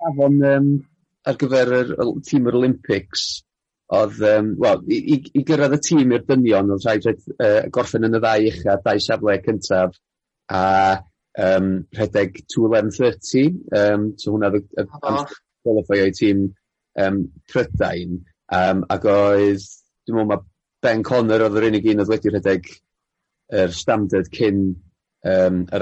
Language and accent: Welsh; Welsh, Wales, United Kingdom; fel fel Cymro